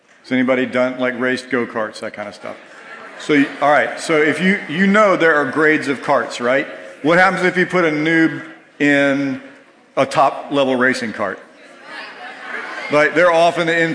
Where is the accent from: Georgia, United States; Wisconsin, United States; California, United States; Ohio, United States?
Georgia, United States; moved away; I grew up in Georgia